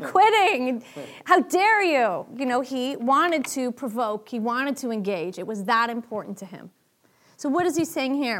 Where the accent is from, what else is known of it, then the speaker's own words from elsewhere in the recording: Boston, Massachusetts, United States; I'm from Boston